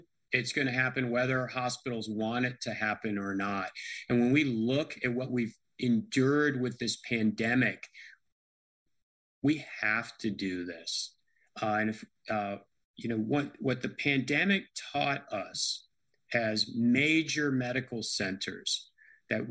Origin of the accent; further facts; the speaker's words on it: United States; now in Nashville, United States; even though I grew up in Washington, I love the Steelers as a kid